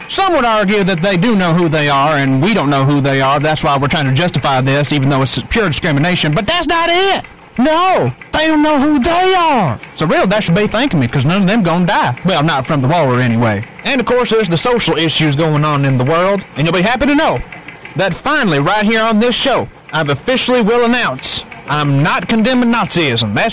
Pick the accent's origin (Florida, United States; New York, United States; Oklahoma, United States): New York, United States; Even though I was born and raised in New York and don't know a thing damn one about the South, and it really wasn't my heritage regardless because my family wasn't even in America at the time of the war